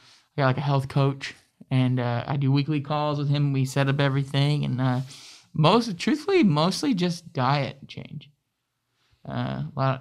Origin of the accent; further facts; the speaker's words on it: Saginaw / Midland, Michigan, United States; also born or lived in Grand Rapids, Michigan / Kalamazoo, Michigan; I was adopted at 3 weeks old to my family who lived in Saginaw